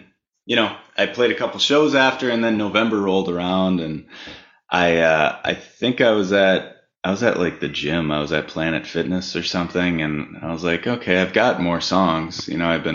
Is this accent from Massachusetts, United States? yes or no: no; Minneapolis, Minnesota, United States; Born and raised. Yeah, I was born and raised in North Minneapolis, and I live not far away now in South Minneapolis.